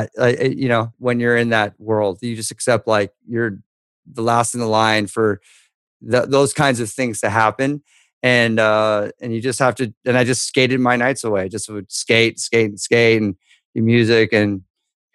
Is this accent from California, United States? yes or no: yes; Newport Beach, California, United States; I grew up in Newport Beach